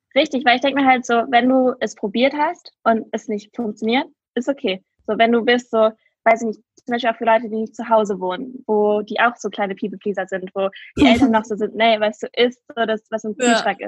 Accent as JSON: {"language": "German", "town": "Mönchengladbach", "region": "North Rhine-Westphalia", "country": "Germany", "tie": "born or raised there", "said": "ich nenne ja meine, Huch, meine Heimat ähm, sehr gerne Klein Istanbul"}